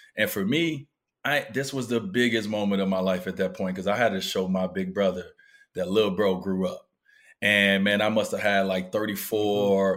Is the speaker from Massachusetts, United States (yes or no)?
no; Chicago, Illinois, United States; moved away; I grew up in Chicago